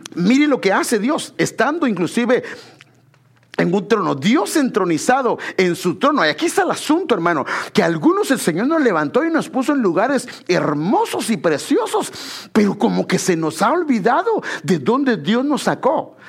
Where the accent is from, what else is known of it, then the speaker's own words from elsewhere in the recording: Guatemala Department, Guatemala; moved away; En Guatemala yo bueno, yo vivía en una zona que le llaman la zona 8, ahí, ahí nací, está en, la avenida Castellana, pero donde crecí no fue ahí, yo crecí en una colonia que se llama La Carolingia